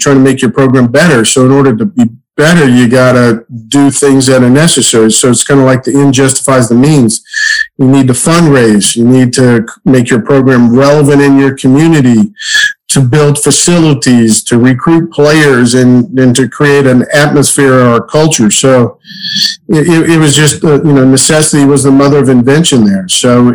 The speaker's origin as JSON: {"language": "English", "town": "Norfolk", "region": "Virginia", "country": "United States", "tie": "born or raised there", "said": "I was born and raised in Norfolk, Virginia"}